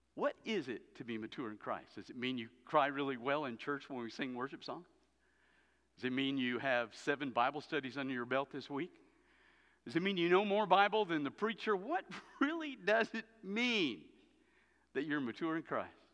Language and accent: English; the South, United States; I grew up in the South. I grew up as a kid